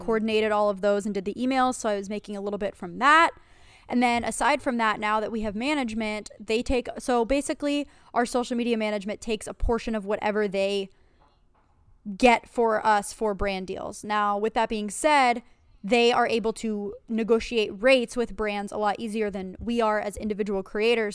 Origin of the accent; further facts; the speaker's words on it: Pennsylvania, United States; moved away as an adult; also born or lived in New York; I was originally from Pennsylvania